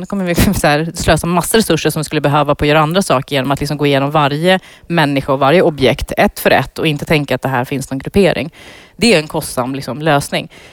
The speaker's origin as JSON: {"language": "Swedish", "country": "Iran", "tie": "born or raised there", "moved": "yes", "lives_now": "Sweden", "said": "nu är jag ju född i Iran"}